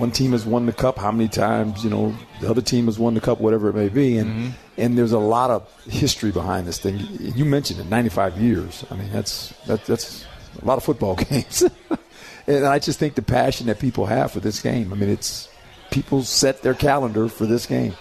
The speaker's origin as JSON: {"language": "English", "region": "West Coast", "country": "United States", "moved": "yes", "said": "I'm from the West Coast"}